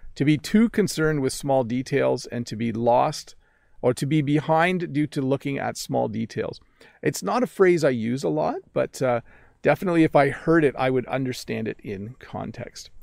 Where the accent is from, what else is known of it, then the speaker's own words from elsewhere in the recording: Canada; accent: North American; first language English; I'm a North American English speaker. I'm Canadian